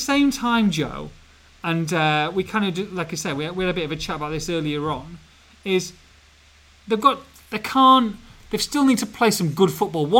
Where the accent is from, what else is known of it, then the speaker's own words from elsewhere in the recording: Edinburgh, Scotland, United Kingdom; We did a video, even though I was from Edinburgh.